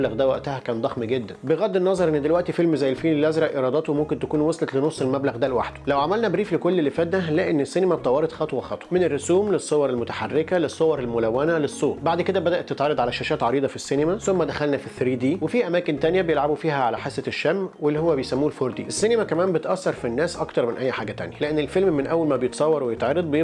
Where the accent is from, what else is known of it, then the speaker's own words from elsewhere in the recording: Egypt; وبما ان انا مصري